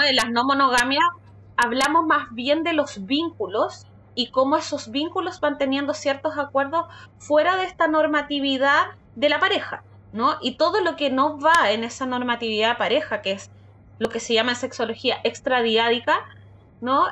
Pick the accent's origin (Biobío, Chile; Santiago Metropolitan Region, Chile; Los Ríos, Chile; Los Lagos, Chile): Los Ríos, Chile; Valdivia; soy de Valdivia, de una ciudad en el sur de, Chile